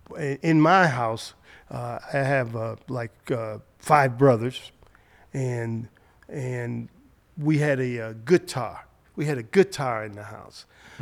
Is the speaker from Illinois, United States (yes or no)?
yes; Chicago, Illinois, United States; So on Lake Park, 4604 South Lake Park in Chicago.